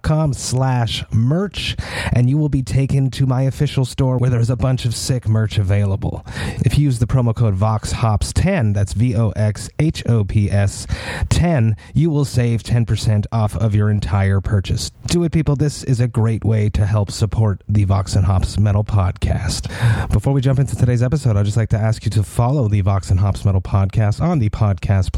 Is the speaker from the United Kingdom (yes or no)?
no; Montreal, Quebec, Canada; We grew up in the Montreal metal scene in the early 2000s